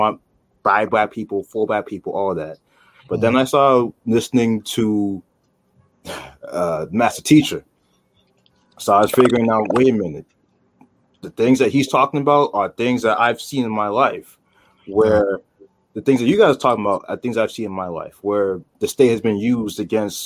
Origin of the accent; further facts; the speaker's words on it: United States; I was born in the U.S., so I'm culturally American, but my roots go back to Nigeria.